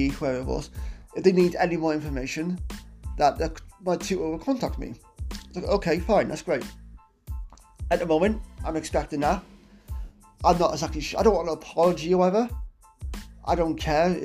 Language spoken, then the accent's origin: English; Wales, United Kingdom; I'm not British, I'm Welsh